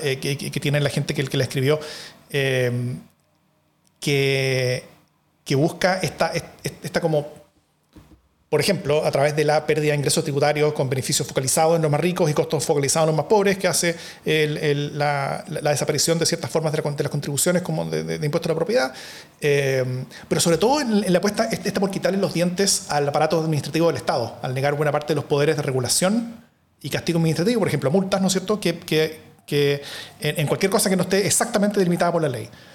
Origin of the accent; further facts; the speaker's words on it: Chile; Chile, en cambio, Acá tenemos demasiado poco Estado